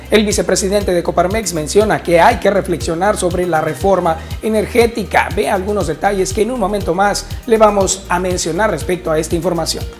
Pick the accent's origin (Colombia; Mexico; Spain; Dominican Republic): Mexico; Navojoa, Sonora; toda la gente de Navojoa, Sonora, mi tierra